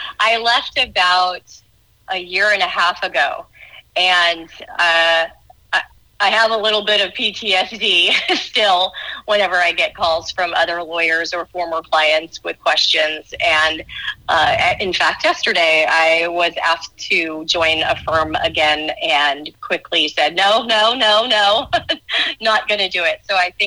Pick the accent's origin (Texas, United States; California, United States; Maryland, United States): Texas, United States; also born or lived in New York / Arizona / Florida; So I would say I'm from Texas, although I think my parents would disagree with me on that, being from New York. Spent 17 years in Texas, basically being educated there